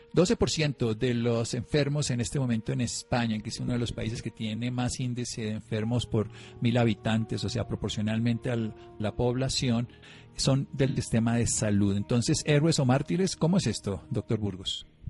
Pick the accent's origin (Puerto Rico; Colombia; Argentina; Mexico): Colombia; como ciudadano colombiano